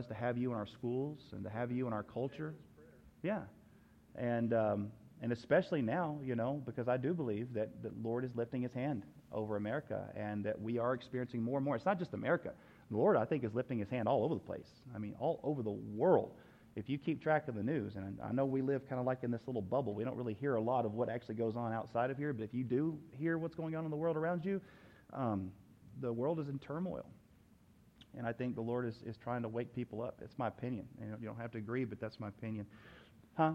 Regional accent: United States; I'm an American

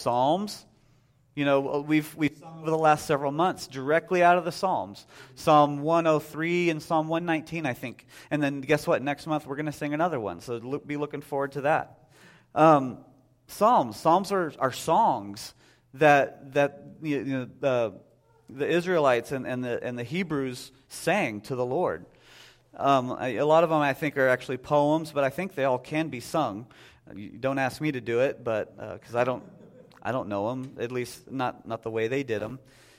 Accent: Texas, United States; now in Whitehall, United States; If you go down to the church I grew up with in Texas, it sounds a lot more southern than it would up here.

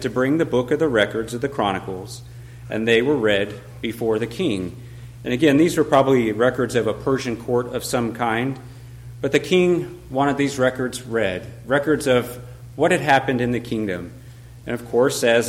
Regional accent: Colorado, United States; moved away; I'm from Colorado

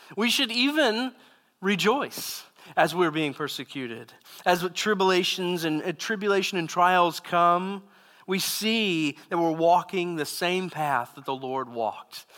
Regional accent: Southeast Texas, United States; I grew up in Southeast Texas and, uh, in a very small town

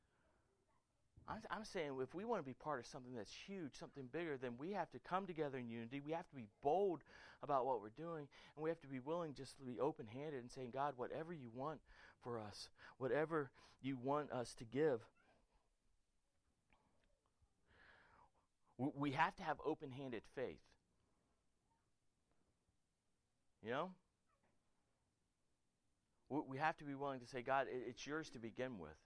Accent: Florida, United States; moved away as an adult; also born or lived in Germany; I'm from Florida

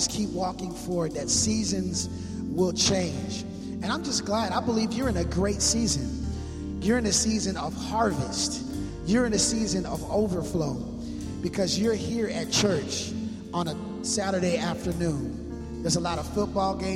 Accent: Minneapolis, Minnesota, United States; now in West Coast, United States; I'm from Minneapolis, Minnesota, so I don't have as thick blood as I used

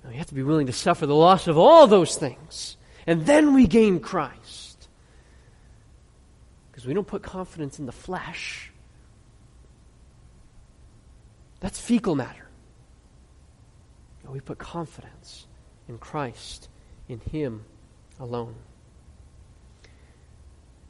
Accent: United States; I'm an American. I'm proud to be an American.

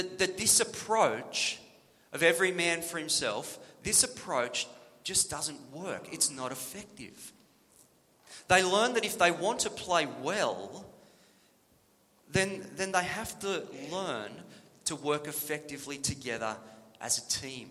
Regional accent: New South Wales, Australia; When I was growing up in New South Wales

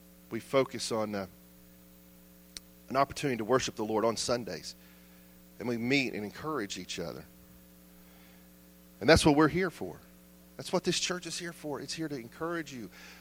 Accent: United States; as American Christians, our faith

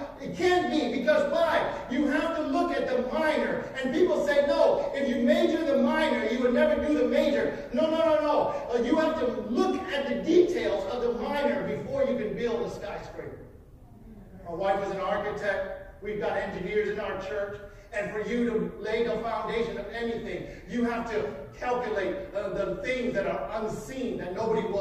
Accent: Wisconsin, United States; we were growing up in Wisconsin

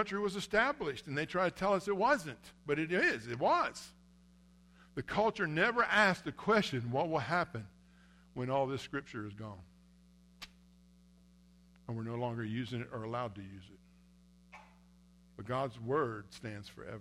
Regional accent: United States; I'm an American

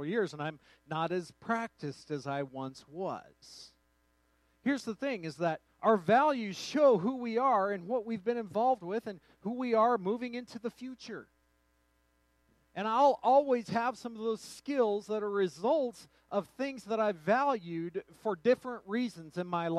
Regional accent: Truth or Consequences, New Mexico, United States; my hometown of Truth or Consequences, New Mexico

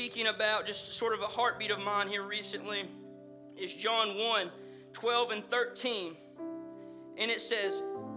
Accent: the South, United States; accent: southern; my southern accent

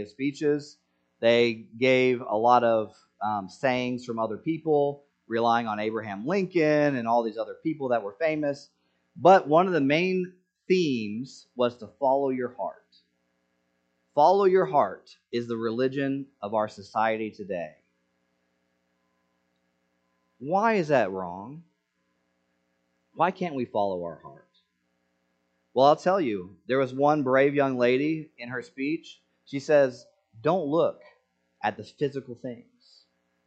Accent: Senegal; moved away; I grew up in Senegal

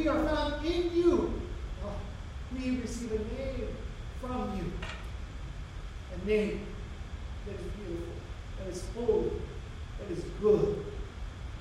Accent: United States; we as American Christians

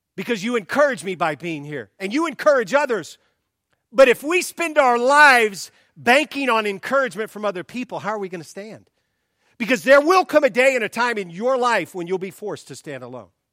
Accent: the South, United States; moved away; I grew up in the South

